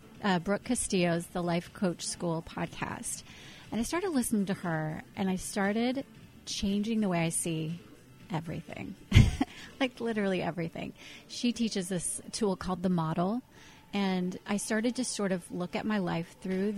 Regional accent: Indiana, United States; I grew up in Indiana, in the Midwest

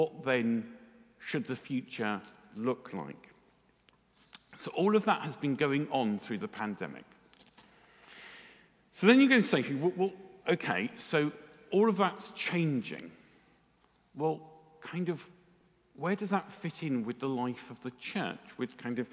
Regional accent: England, United Kingdom; because we're English

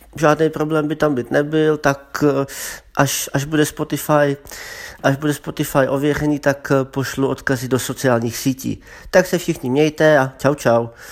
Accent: Brno, South Moravian Region, Czechia; also born or lived in Zlín; pocházím ze Zlína, ale bydlím v Brně už od první třídy, od základky

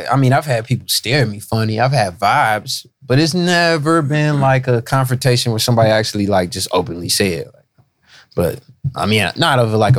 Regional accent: Cincinnati, Ohio, United States; born or raised there

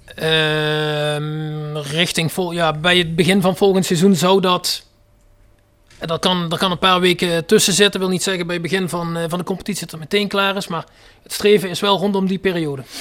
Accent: North Limburg, Netherlands; Noord-Limburg, waar ik vandaan kom

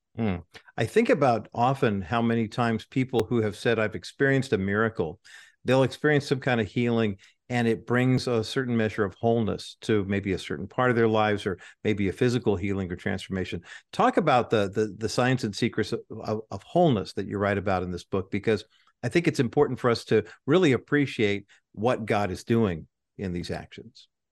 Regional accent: Orange County, California, United States; also born or lived in East Whittier, California; I was born in East Whittier and then moved to Orange County when I was seven

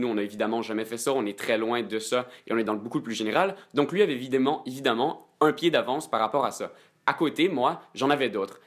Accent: Quebec, Canada; 100% québécois, mes deux parents sont québécois

